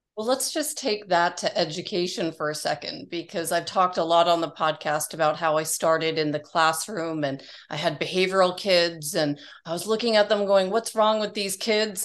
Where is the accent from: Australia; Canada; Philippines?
Canada; Toronto, Ontario; moved away as an adult; now in Arizona, United States; I was from Toronto where it's like gray a lot and cold and dismal.